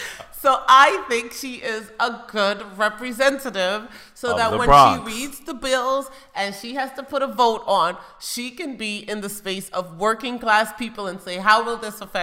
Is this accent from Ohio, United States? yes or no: no; New York City, New York, United States; I grew up in the Bronx.